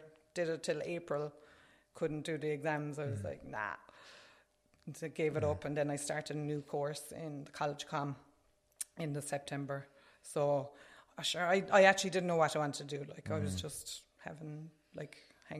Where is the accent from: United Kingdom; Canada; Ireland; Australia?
Ireland; Kilworth, Munster; moved away as an adult; now in Whitegate, Ireland; I'm originally from Kilworth in North Cork, but I'm living in Whitegate now.